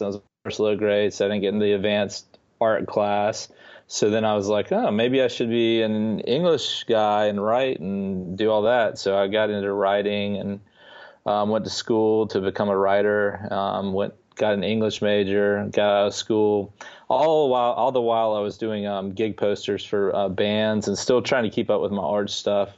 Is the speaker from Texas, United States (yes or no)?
no; Atlanta, Georgia, United States; also born or lived in Clinton, South Carolina; I was born in Atlanta, Georgia. I remain in Atlanta, Georgia.